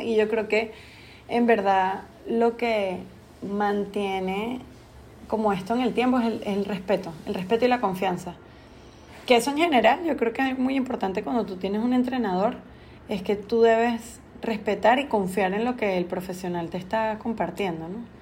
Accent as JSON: {"language": "Spanish", "country": "Venezuela", "moved": "as an adult", "lives_now": "Panama", "said": "soy venezolana viviendo en Panamá hace 12 años"}